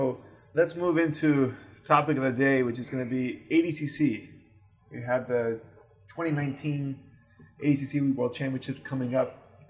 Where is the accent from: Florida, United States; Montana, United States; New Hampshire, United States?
Florida, United States; Miami; I'm from Miami